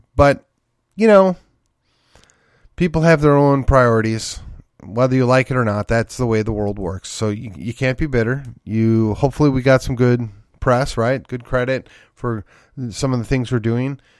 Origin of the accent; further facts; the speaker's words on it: McKinney, Texas, United States; my hometown of McKinney here